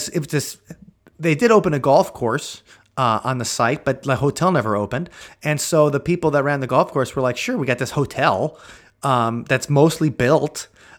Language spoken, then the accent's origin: English; Mukwonago, Wisconsin, United States; I grew up in Mequonago, Wisconsin